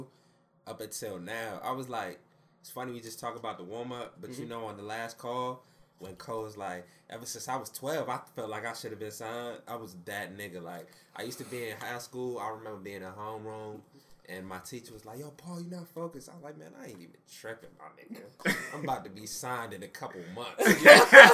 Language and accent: English; Uganda; I'm from Uganda.